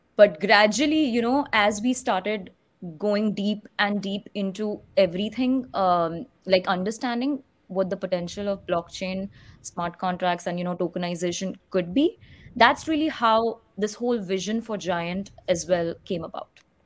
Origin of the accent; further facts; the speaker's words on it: Mumbai, Maharashtra, India; moved away; I was actually born and brought up in Mumbai